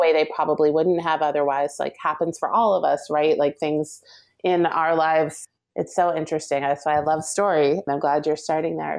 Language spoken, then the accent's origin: English; New Jersey, United States; I grew up in Jersey